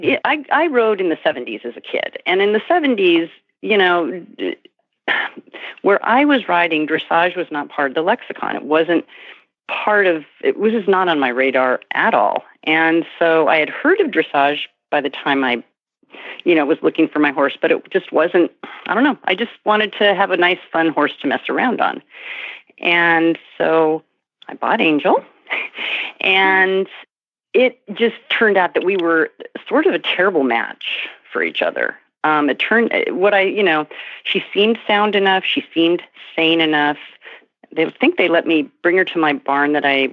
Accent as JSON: {"language": "English", "town": "Santa Monica", "region": "California", "country": "United States", "tie": "born or raised there", "said": "I grew up in Santa Monica, California"}